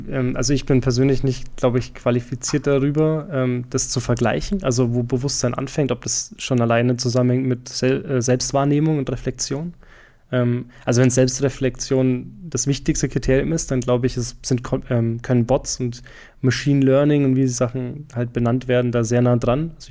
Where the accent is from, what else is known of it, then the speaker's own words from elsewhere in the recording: Franconia, Bavaria, Germany; accent: Franconian; moved away; Mein Fränkisch scheint gerade ein bisschen durch. Trivia, ich komme aus Franken ursprünglich.